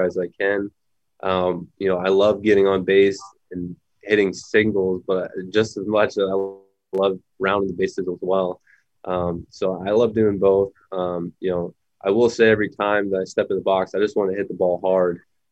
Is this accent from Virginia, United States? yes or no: no; Pittsburgh, Pennsylvania, United States; growing up in Pittsburgh